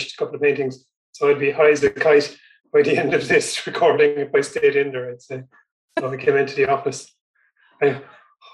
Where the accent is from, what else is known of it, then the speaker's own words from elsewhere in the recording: North Kerry, Munster, Ireland; I grew up in North Kerry